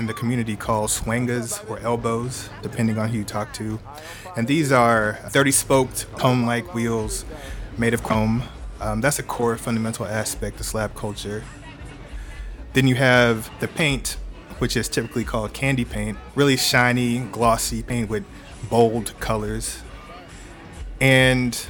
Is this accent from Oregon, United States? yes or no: no; Houston, Texas, United States; Born and raised Houston, Texas, the South Side, where … is from, the same area